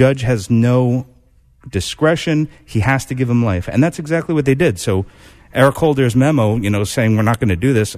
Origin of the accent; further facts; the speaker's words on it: New York, United States; It's great to be back in New York. I'm a New Yorker at heart.